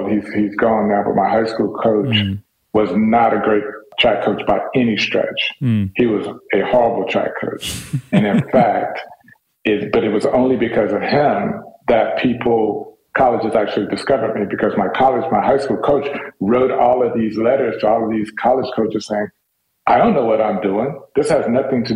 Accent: Dallas, Texas, United States; my parents moved to Dallas after they got married. And that's where they raised us

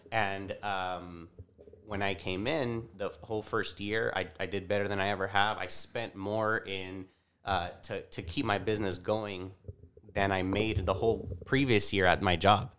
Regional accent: Bakersfield, California, United States; I was born and raised here in Bakersfield

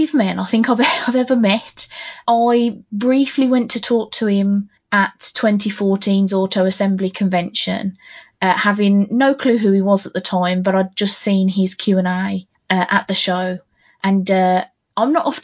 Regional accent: United Kingdom; I'm very British

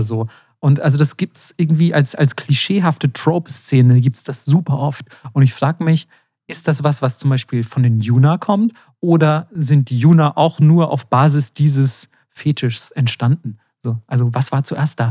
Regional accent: Germany; als Deutscher

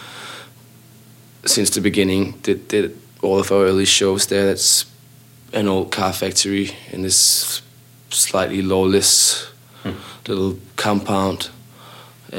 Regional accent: Copenhagen, Capital Region of Denmark, Denmark; we've all known each other since we were roughly 11 or 12 or so, and just we're all kids from Copenhagen

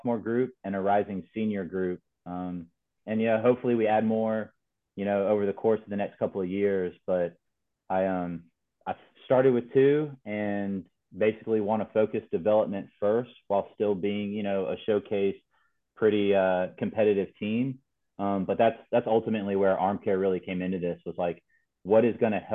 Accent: North Carolina, United States; Born and raised in North Carolina

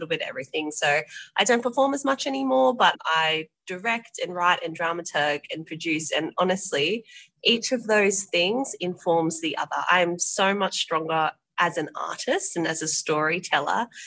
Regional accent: Penrith, New South Wales, Australia; I'm from Penrith, so I'm the very end of it, before the Blue Mountains

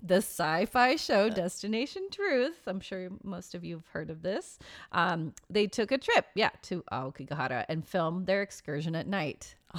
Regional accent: United States; We're very American.

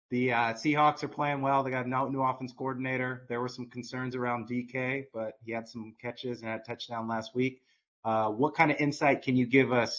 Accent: the Bay Area, California, United States; because I'm from the Bay.

